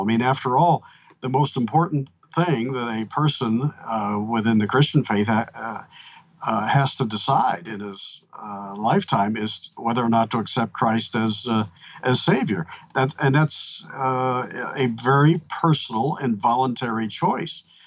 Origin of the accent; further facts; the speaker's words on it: Pennsylvania, United States; now in Georgia, United States; Pennsylvania, my home state